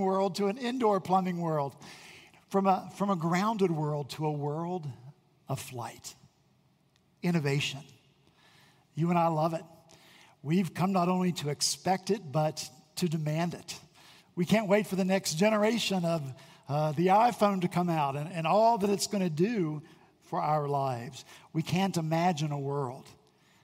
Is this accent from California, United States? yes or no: no; West Virginia, United States; now in Charleston, United States; I'm from West Virginia